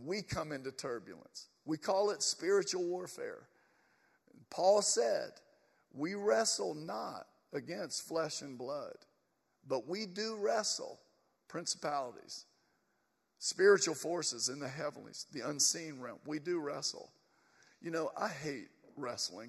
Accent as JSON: {"language": "English", "town": "Atlanta", "region": "Georgia", "country": "United States", "said": "We are from Atlanta."}